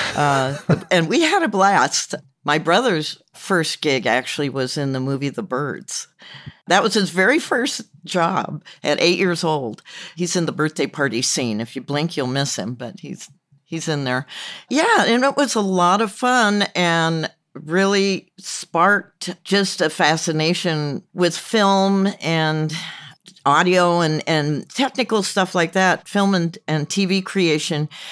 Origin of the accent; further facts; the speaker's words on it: Compton, California, United States; also born or lived in Torrance, California; I grew up in Compton.